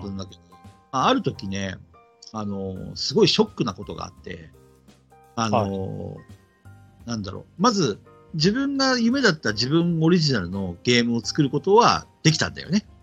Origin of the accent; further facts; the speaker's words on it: Asahikawa, Hokkaido, Japan; moved away as an adult; also born or lived in Tokyo / Nagoya; now in Hiroshima, Japan; 僕は旭川出身、旭川育ちで、18まで旭川にいました。